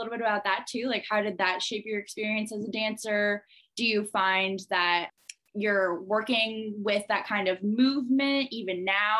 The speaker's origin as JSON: {"language": "English", "town": "Syracuse", "region": "New York", "country": "United States", "tie": "born or raised there", "said": "we both grew up dancing in Syracuse, New York."}